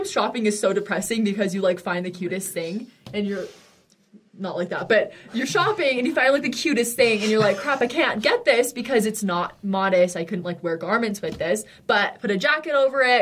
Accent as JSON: {"language": "English", "region": "Michigan", "country": "United States", "tie": "born or raised there", "said": "I grew up in Michigan"}